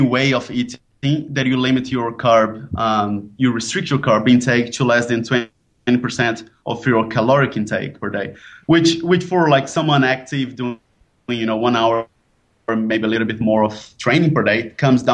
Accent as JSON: {"language": "English", "country": "Brazil", "moved": "yes", "lives_now": "Bangkok, Thailand", "said": "now I'm based in Bangkok, but I'm originally from Brazil."}